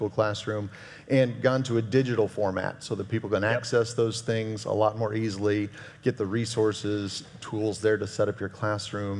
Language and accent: English; the desert West, United States; I grew up in a little different environment, that the desert, desert west